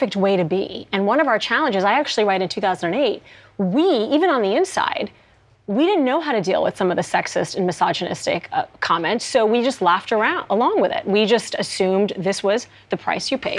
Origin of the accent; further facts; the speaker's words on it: Saudi Arabia; now in United States; things I didn't have back in Saudi Arabia